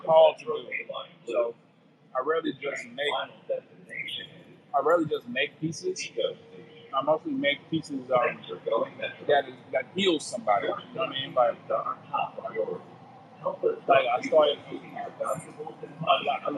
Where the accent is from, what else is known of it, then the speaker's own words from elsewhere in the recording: St. Louis, Missouri, United States; moved away as an adult; now in Los Angeles, United States; I'm from St. Louis, so it's a lot of people just, doing artwork and creative stuff there